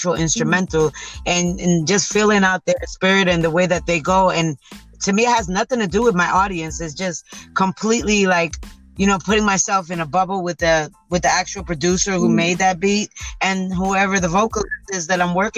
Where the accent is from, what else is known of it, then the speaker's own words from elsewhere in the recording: New York, United States; now in Orlando, United States; I was born and raised in New York